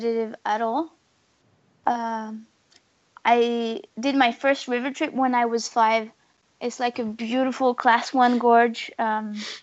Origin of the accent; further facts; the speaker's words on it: the Alps, France; I grew up in the Alps in France